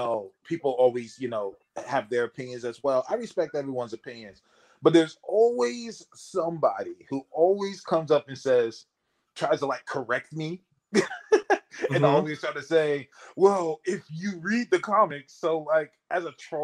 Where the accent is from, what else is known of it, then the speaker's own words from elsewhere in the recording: California, United States; I'm from California, so I'm like a melting pot.